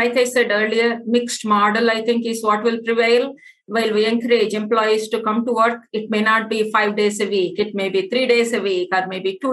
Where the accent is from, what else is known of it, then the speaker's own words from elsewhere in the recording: India; moved away as an adult; now in United States; Born and brought up in India, I have a master's in physics and I also have an MBA in e-commerce. I came to the US about 25 plus years ago.